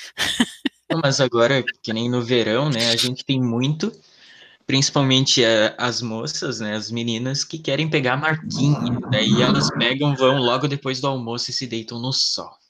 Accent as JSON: {"language": "Portuguese", "region": "Santa Catarina", "country": "Brazil", "said": "eu sou de Santa Catarina"}